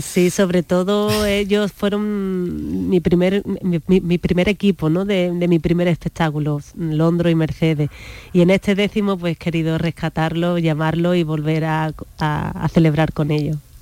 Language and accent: Spanish; Jerez de la Frontera, Andalusia, Spain; como soy de Jerez, la bulería es lo primero realmente que te enseñan cuando vas a una escuela de pequeña